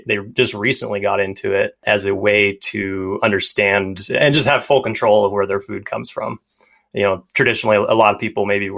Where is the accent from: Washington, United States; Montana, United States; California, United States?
Montana, United States; growing up in Montana